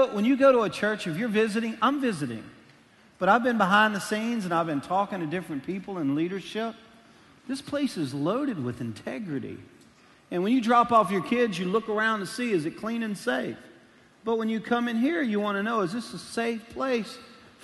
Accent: Louisiana, United States; now in Arkansas, United States; I am a Cajun from Louisiana

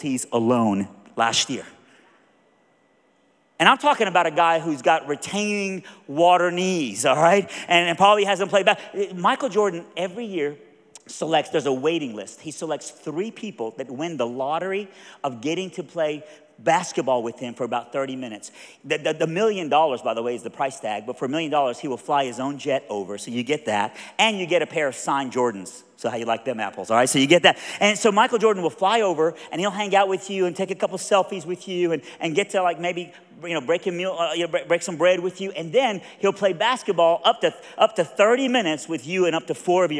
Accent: Iran; moved away; I'm from Iran

